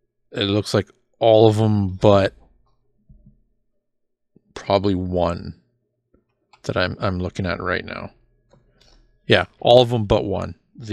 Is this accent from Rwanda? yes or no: no; Canada; us being Canadian boys, right?